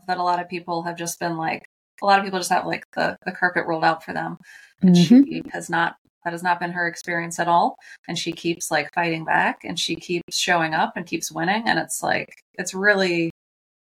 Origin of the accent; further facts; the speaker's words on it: Charleston, South Carolina, United States; I'm from Charleston.